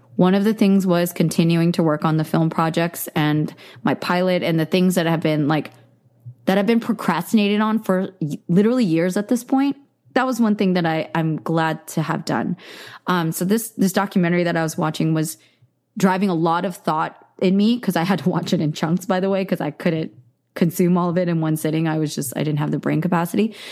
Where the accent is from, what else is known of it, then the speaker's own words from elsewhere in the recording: the Bay Area, California, United States; I grew up in the Bay Area